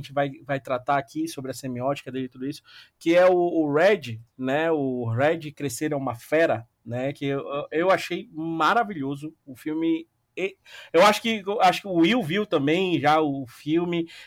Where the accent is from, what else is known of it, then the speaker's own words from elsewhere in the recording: Belém, Pará, Brazil; Sou, sou de Belém.